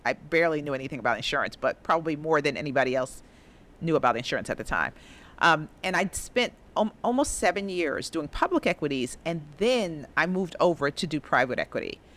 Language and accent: English; New York City, New York, United States; also born or lived in Harlem, New York City; I grew up in the Bronx, attended the Bronx High School of Science